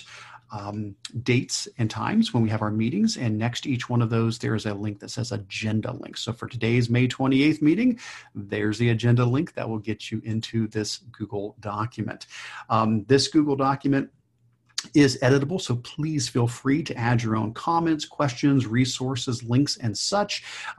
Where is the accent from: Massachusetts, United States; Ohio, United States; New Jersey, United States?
Ohio, United States; Stephanie and I are both from Ohio